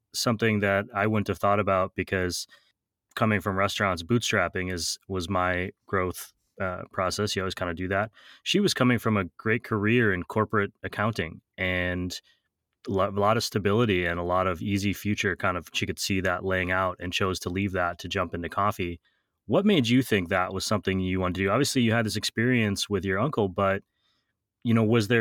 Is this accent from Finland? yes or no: no; Wisconsin, United States; I'm from Wisconsin. It's farm country.